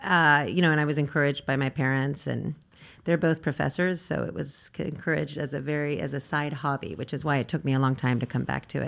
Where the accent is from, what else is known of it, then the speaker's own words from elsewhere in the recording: Virginia, United States; I'm from Virginia. It's a small college town.